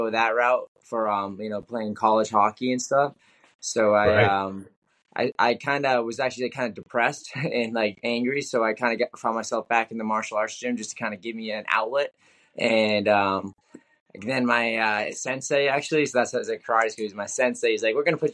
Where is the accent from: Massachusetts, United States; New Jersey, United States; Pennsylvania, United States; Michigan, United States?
Massachusetts, United States; Freetown; I grew up in this town called Freetown, like 45 minutes south of the city.